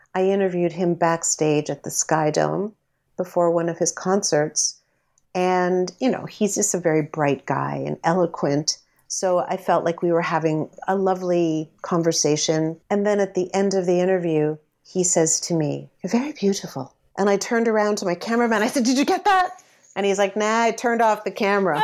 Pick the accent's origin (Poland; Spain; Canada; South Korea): Canada; I'm a Canadian celebrity